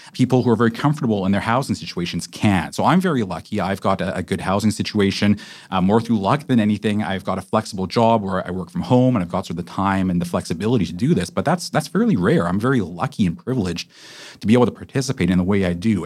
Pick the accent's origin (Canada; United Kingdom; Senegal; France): Canada; Vancouver, British Columbia; I'm from Vancouver. I was raised here